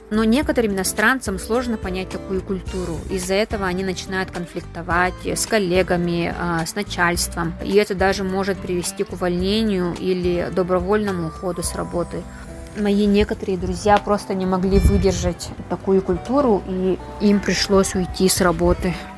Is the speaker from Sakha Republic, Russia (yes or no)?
yes; Maya, Sakha Republic, Russia; moved away as an adult; also born or lived in Mongolia / Daejeon, South Korea; now in Seoul, South Korea; я родилась и выросла в Мегино-Кангаласском Улусе, село Мая